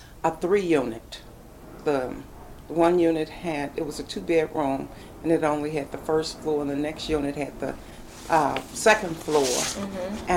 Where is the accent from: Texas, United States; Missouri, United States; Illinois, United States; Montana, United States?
Missouri, United States; St. Louis; I was raised in Carr Square Village, downtown.